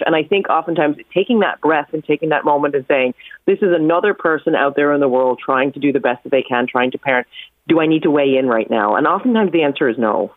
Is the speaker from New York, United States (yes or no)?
yes; New York, United States; growing up in New York